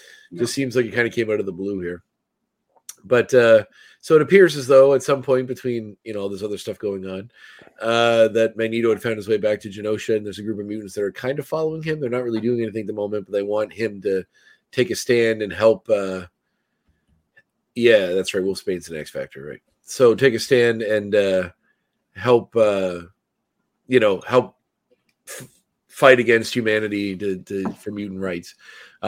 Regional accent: Nova Scotia, Canada; they asked where I'm from, and being from Nova Scotia was quite a novelty over there

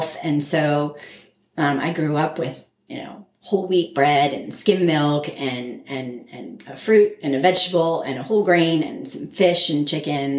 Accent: New Jersey, United States; moved away as an adult; also born or lived in Connecticut / East Lansing, Michigan / Boston; I was born in Connecticut. And when we were two, I moved to New Jersey. And I spent all of my childhood there

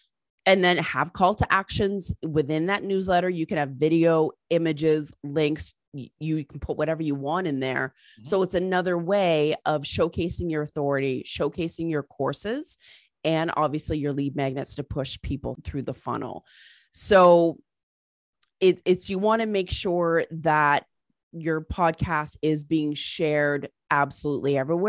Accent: England, United Kingdom; born there; because I was born in England and my family's British.

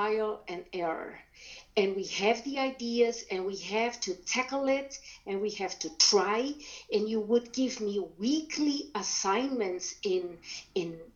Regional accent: Brazil; first language German; English is a second language; moved away as an adult; now in United States; I was born in Brazil. I was brought up speaking German because my grandparents

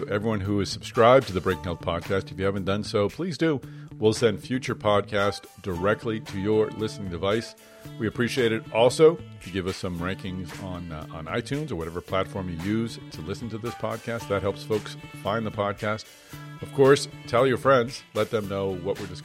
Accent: Boston, Massachusetts, United States; Boston, my hometown

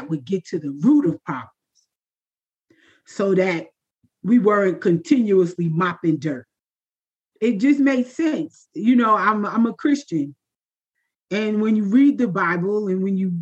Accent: New York City, New York, United States; I am from Queens, New York, with a Caribbean background

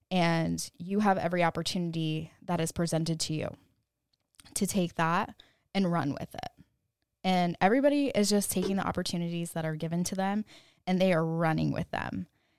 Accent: California, United States; born there; now in Austin, United States; I was born in California. Cali baby. Shout out to all the Cali girls. I now live in Austin, Texas.

